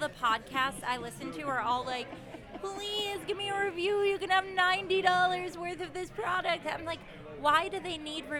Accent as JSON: {"language": "English", "region": "Virginia", "country": "United States", "moved": "as an adult", "said": "I'm from Virginia."}